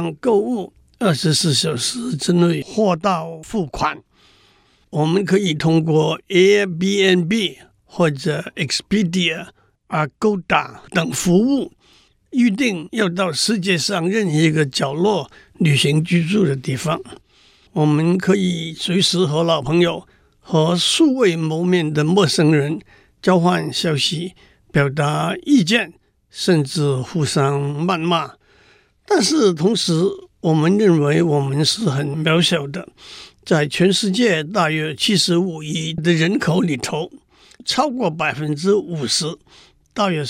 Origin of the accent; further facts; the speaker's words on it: Tainan, Taiwan; 例如我的老家在台南，这是一个不会改变的事实。